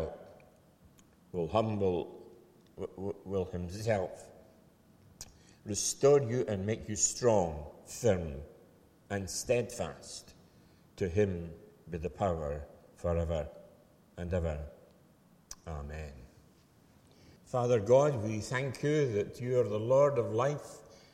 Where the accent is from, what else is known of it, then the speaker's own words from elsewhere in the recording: Falkirk, Scotland, United Kingdom; I hail from Falkirk, and I can remember in the late 40s coming to Airdrie as a young lad